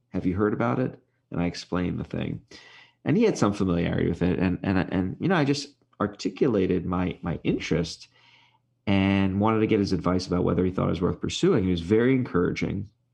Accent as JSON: {"language": "English", "town": "New York City", "region": "New York", "country": "United States", "tie": "born or raised there", "moved": "yes", "said": "where I grew up in Brooklyn"}